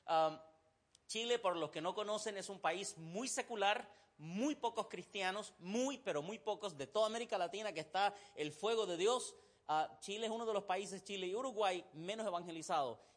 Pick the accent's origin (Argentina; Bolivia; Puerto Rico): Bolivia; Santa Cruz; accent: cruceño; now in United States; Si hay alguien aquí de Bolivia, va a darse cuenta que mi acento es bien cruceño.